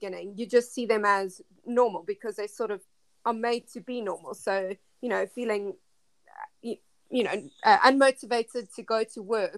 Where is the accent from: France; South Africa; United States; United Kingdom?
South Africa; moved away; Yeah, so I am originally from South Africa.